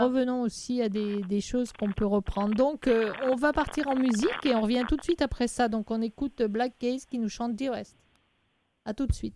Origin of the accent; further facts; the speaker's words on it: France; je suis française et moi, l'anglais, euh, n'est, est loin d'être ma langue maternelle